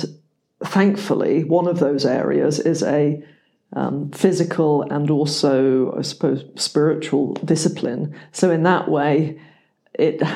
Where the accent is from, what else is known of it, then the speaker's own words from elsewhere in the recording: England, United Kingdom; moved away; also born or lived in United States; I am English